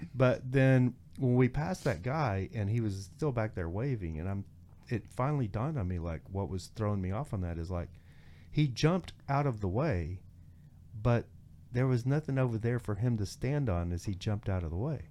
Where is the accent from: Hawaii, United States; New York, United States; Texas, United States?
Texas, United States; near Denver City; also born or lived in Joshua Tree, California / Long Beach, California; now in Los Angeles, United States; growing up in Texas